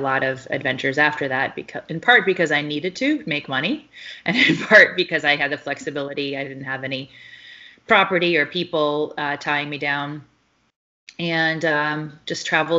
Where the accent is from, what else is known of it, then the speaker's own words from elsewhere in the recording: Deep South, United States; And then I was raised in the Deep South by two Yankees.